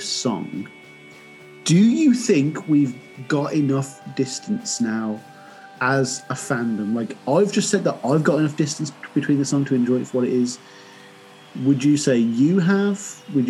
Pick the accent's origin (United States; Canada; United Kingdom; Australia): United Kingdom; England; I'm English